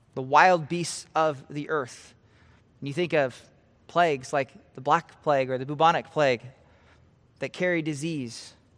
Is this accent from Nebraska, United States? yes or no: yes; Nebraska, United States; I'm from Nebraska, I love Nebraska